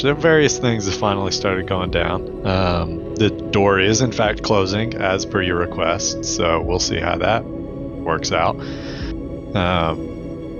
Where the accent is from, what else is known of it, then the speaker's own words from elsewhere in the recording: the South, United States; we're all from the South. We live in the South.